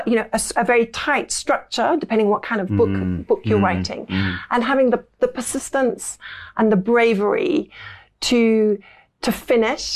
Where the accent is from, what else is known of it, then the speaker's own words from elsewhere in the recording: Lincolnshire, East Midlands, United Kingdom; moved away as an adult; also born or lived in Derby / Cambridge / Paris; I spent a lot of my childhood in Lincolnshire.